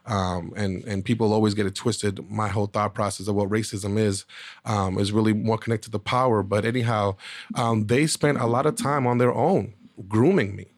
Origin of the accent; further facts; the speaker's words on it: Boston, Massachusetts, United States; I was born in Boston, Massachusetts. Um, during that time period, I grew up during a crack epidemic